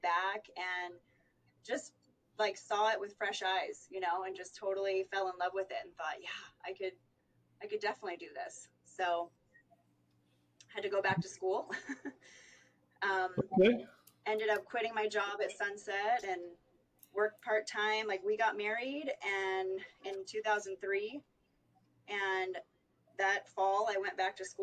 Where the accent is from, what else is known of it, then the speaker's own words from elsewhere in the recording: Elkhart, Indiana, United States; also born or lived in San Francisco Bay Area, California; growing up in the Midwest